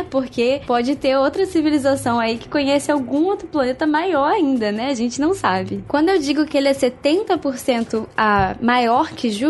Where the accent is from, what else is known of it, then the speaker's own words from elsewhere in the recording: São Paulo, Brazil; eu sou de São Paulo